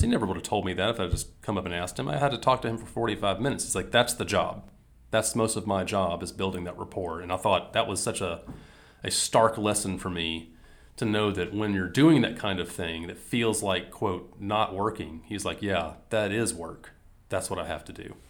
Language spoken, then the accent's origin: English; Mississippi, United States; I grew up in Mississippi